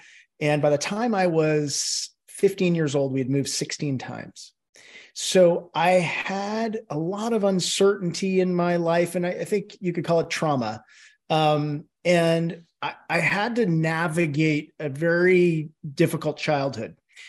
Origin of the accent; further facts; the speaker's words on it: California, United States; Well, I grew up in the San Francisco Bay Area, and when I was three, my mother developed a mental illness.